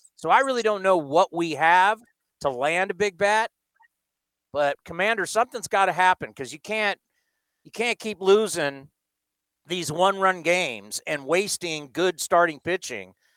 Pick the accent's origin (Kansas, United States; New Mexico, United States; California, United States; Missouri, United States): California, United States; San Diego; moved away as an adult; now in Bay Area, United States; I was born and raised in San Diego, but I've lived in the Bay Area my entire adult life